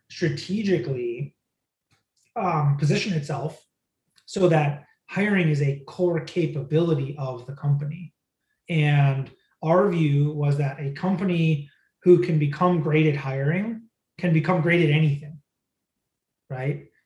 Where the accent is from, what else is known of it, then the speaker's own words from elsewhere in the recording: Midwest, United States; because I grew up in the Midwest, I thought, sure, let's go look in Pennsylvania, let's go look in Texas, let's go look in places like that.